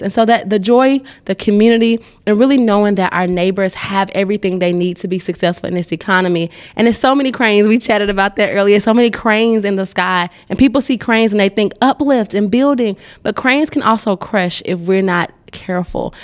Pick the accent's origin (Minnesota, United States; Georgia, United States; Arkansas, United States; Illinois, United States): Georgia, United States; Atlanta; now in Nashville, United States; I'm from Atlanta